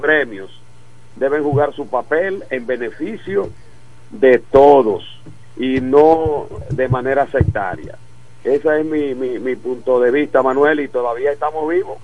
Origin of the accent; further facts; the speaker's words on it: La Romana, Dominican Republic; mi pueblo